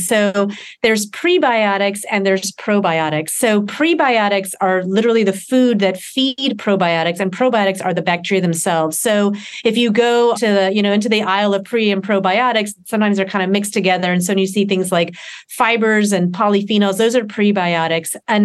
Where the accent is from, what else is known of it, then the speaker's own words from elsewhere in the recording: Deep South, United States; I grew up in the Deep South